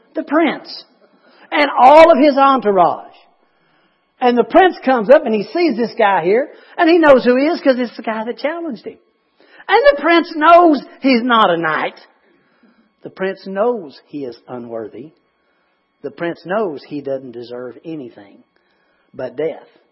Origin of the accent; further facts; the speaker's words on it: United States; I'm an American